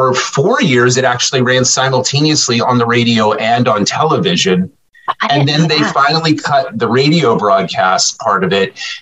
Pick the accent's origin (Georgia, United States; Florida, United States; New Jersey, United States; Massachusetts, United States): New Jersey, United States; also born or lived in New York / Cape Cod; now in Bucks County, Pennsylvania, United States; I grew up in South Jersey